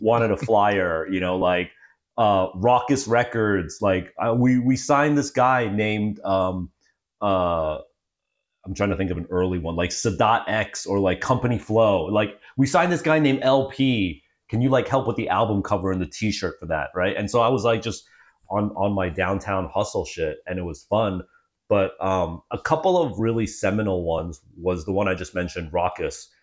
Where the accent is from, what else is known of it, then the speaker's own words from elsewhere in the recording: Freehold, New Jersey, United States; moved away as an adult; I was born in, uh, Monmouth County, Freehold